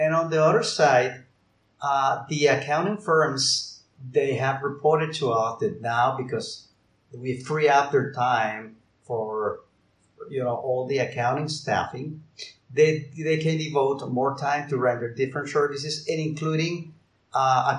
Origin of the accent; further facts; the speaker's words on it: Colombia; moved away as an adult; now in Barcelona, Spain; I'm based in Barcelona in Spain, although I am from Colombia.